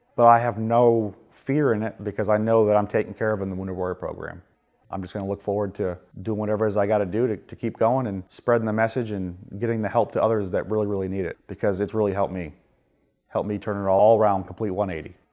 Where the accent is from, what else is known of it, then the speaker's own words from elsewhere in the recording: Augusta, Maine, United States; moved away as an adult; now in Dover, United States; I am from Augusta, Maine